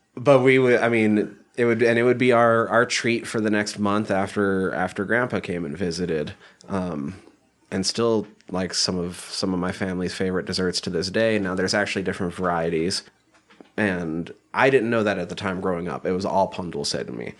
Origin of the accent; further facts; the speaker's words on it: Montana, United States; I grew up in Montana